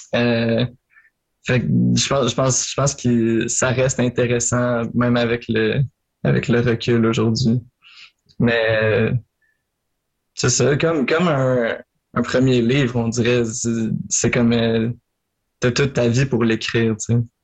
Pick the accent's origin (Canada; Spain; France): Canada; Marieville, Quebec; je viens de Marieville. En Montérégie, là, sur la rive sud